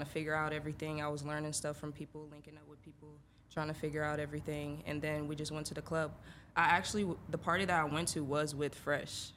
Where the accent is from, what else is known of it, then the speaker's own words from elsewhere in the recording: Atlanta, Georgia, United States; also born or lived in Illinois; I'm from Atlanta. I moved there my sophomore year of high school